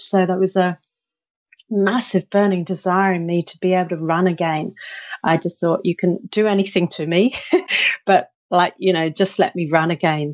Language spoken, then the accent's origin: English; United Kingdom; I'm I'm British.